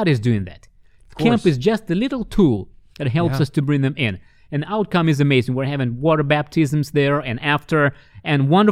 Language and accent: English; Russia; when I was growing up in the Soviet Union, as a kid